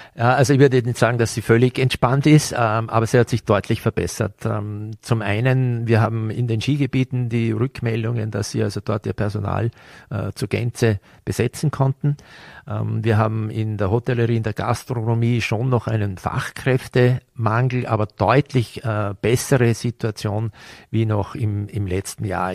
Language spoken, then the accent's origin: German; Vorarlberg, Austria; wenn wir hier aufgewachsen sind